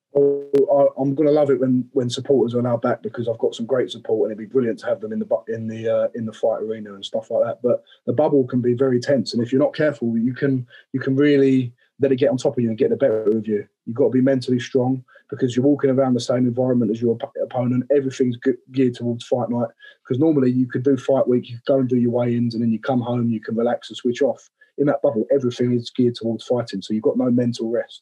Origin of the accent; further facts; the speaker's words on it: Romford, London, United Kingdom; I'm from Romford